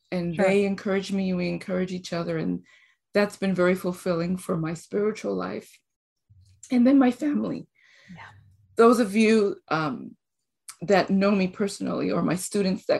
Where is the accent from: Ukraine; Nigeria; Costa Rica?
Costa Rica; moved away; also born or lived in Mexico / Fort Worth, Texas; I am originally from Costa Rica. Mm. I've been in school in Costa Rica and in Mexico for elementary, high school, and then college in Mexico